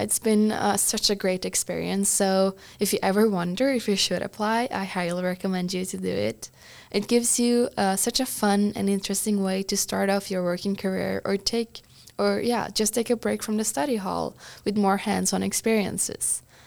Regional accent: Trysil, Innlandet, Norway; moved away as an adult; also born or lived in Bergen, Norway; now in San Francisco, United States; I'm from Norway's biggest ski resort but tiny village called Trysil

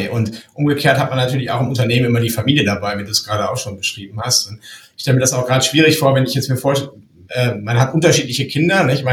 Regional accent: Lower Saxony, Germany; Mein Großvater war Bauunternehmer im Emsland, wo ich herkomme.

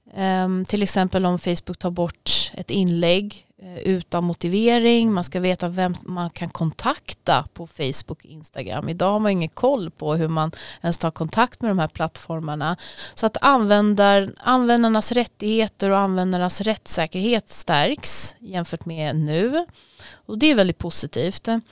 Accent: Sweden; vi har ett extra ansvar som svenskar

